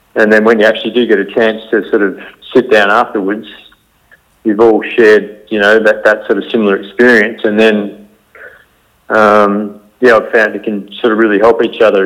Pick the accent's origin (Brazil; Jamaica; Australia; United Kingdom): Australia; our Western culture of growing up in Australia